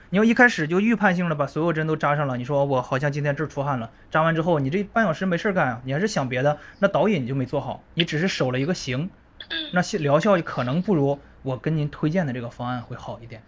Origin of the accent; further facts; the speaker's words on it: northern China, China; moved away; 也是从北方嗯。，北方出生，然后来南方读书